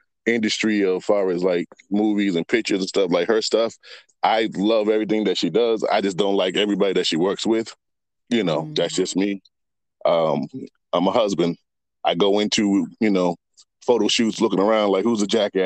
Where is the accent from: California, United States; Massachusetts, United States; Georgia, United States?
Massachusetts, United States; Boston; also born or lived in Virginia; I moved back from Virginia to Boston